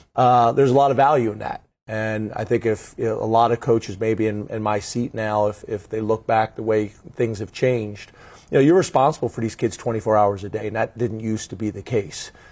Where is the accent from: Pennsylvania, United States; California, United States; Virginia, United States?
Pennsylvania, United States; just outside of Philadelphia; I grew up just outside of Philadelphia.